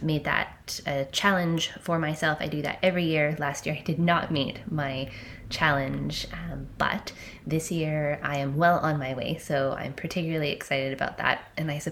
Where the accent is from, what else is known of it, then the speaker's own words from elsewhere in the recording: Canada; I'm a Canadian 30-something cusp millennial female